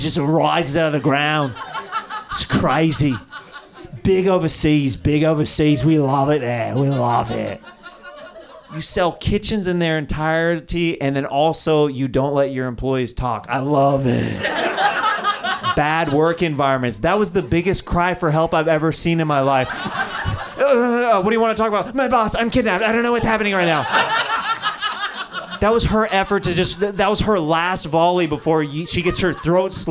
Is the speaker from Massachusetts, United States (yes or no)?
no; Kansas, United States; moved away; I'm from Kansas